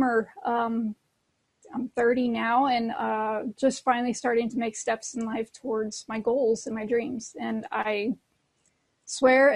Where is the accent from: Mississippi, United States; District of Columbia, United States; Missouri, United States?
Missouri, United States; St. Louis; now in Kansas City, United States; I'm from Kansas City. I'm originally actually from St. Louis, but transferred to KC back in 2005